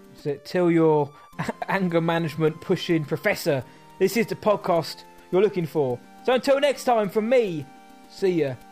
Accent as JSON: {"language": "English", "region": "England", "country": "United Kingdom", "said": "I'm English."}